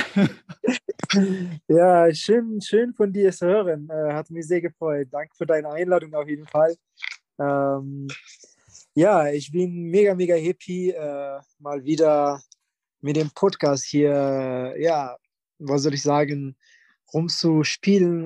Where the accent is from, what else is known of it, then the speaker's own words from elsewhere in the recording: Bielefeld, North Rhine-Westphalia, Germany; bei uns in Bielefeld